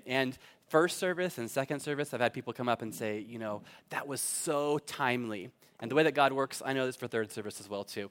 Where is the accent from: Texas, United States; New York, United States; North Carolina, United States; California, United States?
California, United States; Fallbrook; moved away as an adult; now in Cork, Ireland; I grew up in Fallbrook